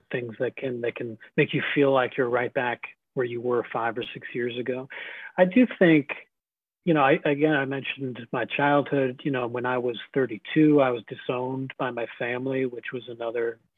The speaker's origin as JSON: {"language": "English", "town": "Scarsdale", "region": "New York", "country": "United States", "tie": "born or raised there", "said": "I grew up in Scarsdale, New York"}